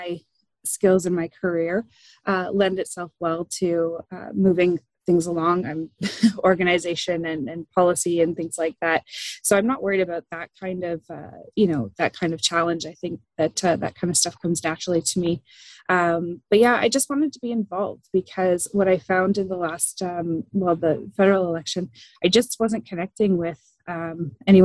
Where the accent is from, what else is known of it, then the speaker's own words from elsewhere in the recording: Quinte area, Ontario, Canada; also born or lived in Ajax, Ontario / Toronto / Stirling, Ontario; I was born in Ajax, and I grew up in the Quinte area